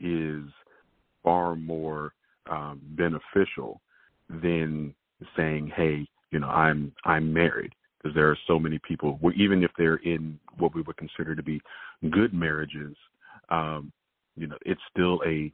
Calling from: Tallahassee, Florida, United States; I'm calling from Tallahassee, Florida.

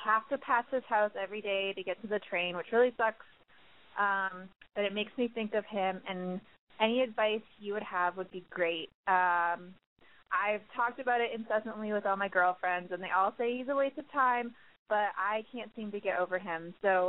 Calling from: Chicago, Illinois, United States; I'm calling from Chicago. I'm 24.

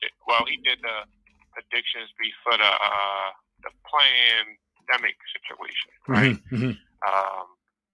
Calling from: Baltimore, Maryland, United States; from Baltimore.

